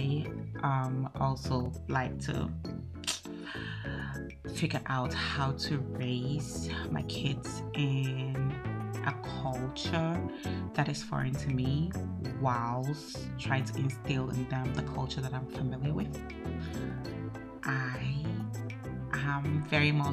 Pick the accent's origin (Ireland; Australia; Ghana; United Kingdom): Ghana; moved away as an adult; now in Denmark; I am Ghanaian and I live in Denmark by virtue of the fact that I married a Dane and had to move here